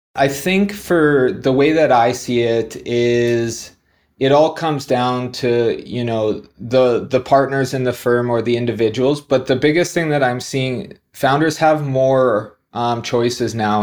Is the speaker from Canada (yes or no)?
yes; Canada; moved away as an adult; also born or lived in New Zealand; now in Dubai, United Arab Emirates; I'm originally Canadian, been outside of Canada for about the last twelve years